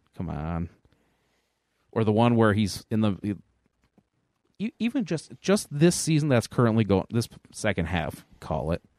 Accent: Angola, New York, United States; I specifically am from Angola, New York, though. So I'm a South Towns kid.

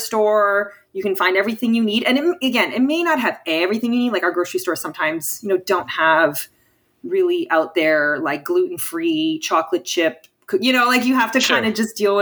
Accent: Windsor, Ontario, Canada; moved away as an adult; now in Ottawa, Canada; I'm from Windsor

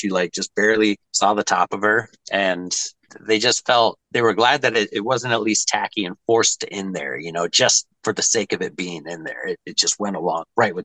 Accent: United States; as an American

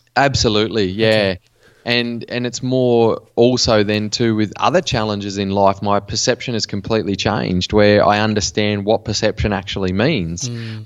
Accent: Western New South Wales, Australia; I grew up in Western New South Wales in Australia in a small country town

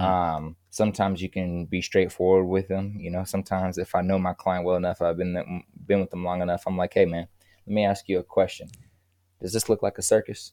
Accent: Kansas City, Missouri, United States; moved away; also born or lived in California; I'm from Kansas City, Missouri, and I, I, I left Kansas City to move to California

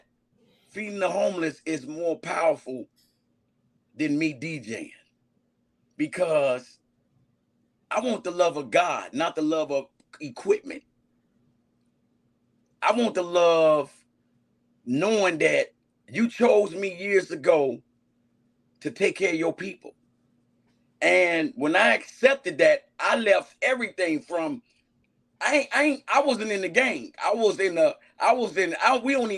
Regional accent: Chicago, Illinois, United States; I'm from Augil Gardens, Block 5

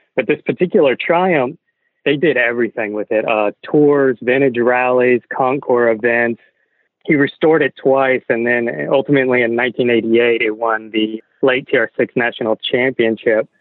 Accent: Texas, United States; growing up in Texas

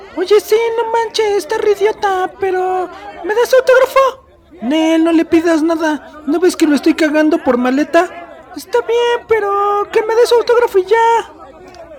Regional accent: Mexico; yo soy mexicano

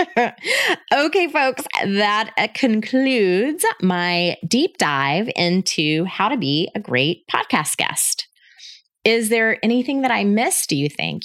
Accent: Panama City, Florida, United States; moved away as an adult; also born or lived in Denver, Colorado; I was born and raised in Panama City, Florida

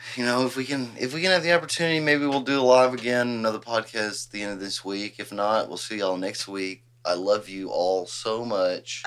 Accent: Huffman, Texas, United States; I'm from Huffman

